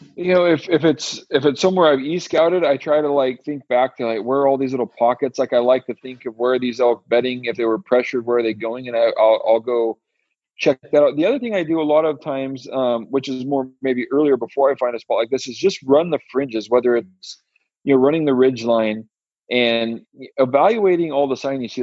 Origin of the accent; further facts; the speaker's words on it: Western Washington, United States; I'm from Western Washington